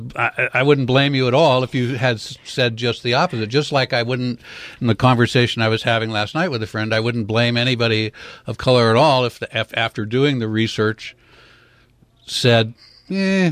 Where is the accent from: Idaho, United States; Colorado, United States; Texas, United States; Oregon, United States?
Oregon, United States; Portland; I grew up in Portland